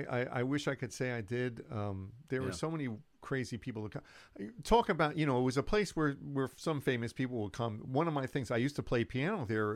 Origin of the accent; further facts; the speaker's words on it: New York City, New York, United States; I grew up in Manhattan